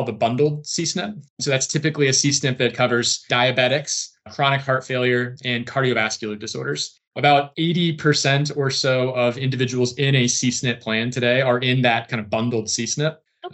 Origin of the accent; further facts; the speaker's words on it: central Illinois, United States; I grew up in central Illinois, grew up on a farm, nowhere near Chicago